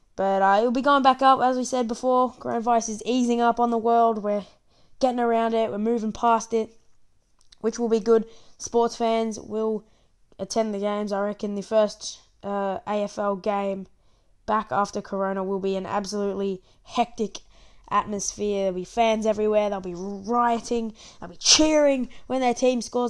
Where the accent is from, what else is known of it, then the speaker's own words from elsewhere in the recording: Australia; also born or lived in Victoria; I'm from Australia, as you can probably tell by my accent